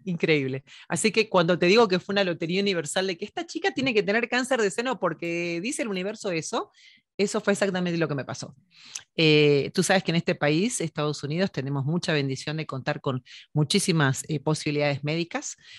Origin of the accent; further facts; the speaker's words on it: Buenos Aires, Argentina; also born or lived in Mexico; now in United States; nací en Buenos Aires, Argentina, en San